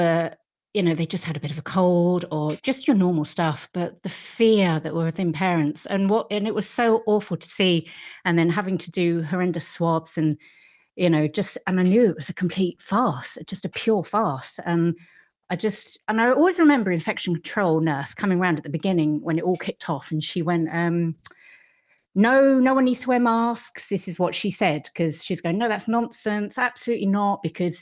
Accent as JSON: {"language": "English", "region": "London", "country": "United Kingdom", "tie": "born or raised there", "also_born_or_lived": "west of Ireland", "moved": "as an adult", "lives_now": "Ireland", "said": "I was born in London, but we moved here. We live in Kilchmyre, the west of Ireland, and we moved here about 20 years ago now"}